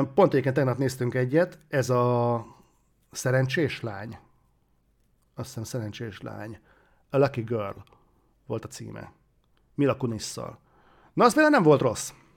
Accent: Hungary; magyarok vagyunk

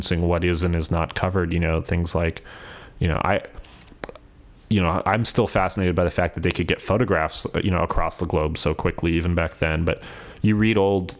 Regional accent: Ventura, California, United States; now in Portland, United States; Ventura, California, which is my hometown

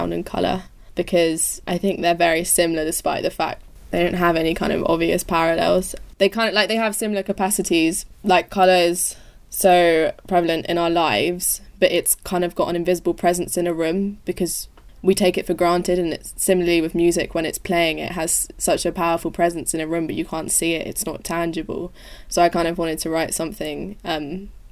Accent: London, United Kingdom; also born or lived in Leeds; I was raised in East London, and that's where I'm currently in isolation with my lovely family

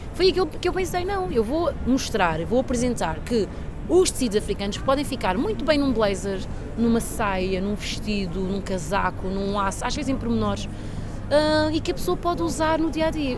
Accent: Portugal; also born or lived in São Tomé and Príncipe; Eu nasci em Santo Tomé Príncipe, Vim para Portugal muito nova, com 4 anos, com os meus pais

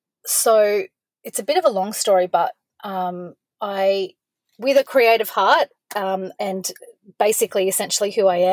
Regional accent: Cooktown, Queensland, Australia; also born or lived in Gold Coast / Cairns / Townsville / Brisbane; now in Victoria, Australia; I was born on the Gold Coast, but when my parents separated, we moved to Cooktown, which is far north Queensland, right up on Cape York Peninsula. And I lived up there for a while.

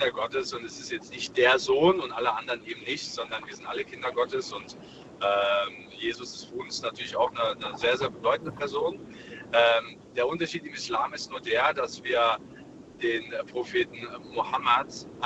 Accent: Germany; born there; ich bin hier in, in Deutschland geboren und äh, deswegen kenne ich natürlich auch beide Kulturen.

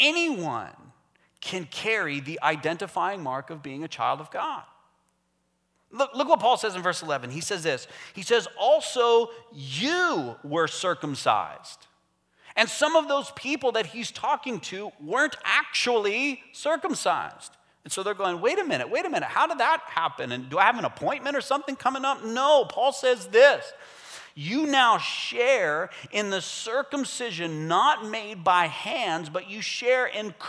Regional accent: United States; now in Canada; Me too. I'm American.

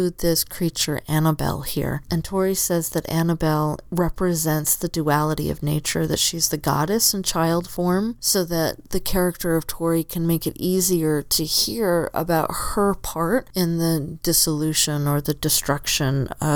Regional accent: Southern Arizona, United States; now in Oregon, United States; I grew up in Southern Arizona

